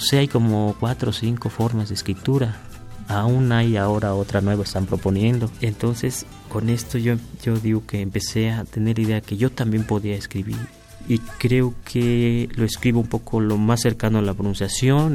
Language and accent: Spanish; Huasteca, Mexico; now in Mexico City, Mexico; vivencias del campo, de donde soy, de la Huasteca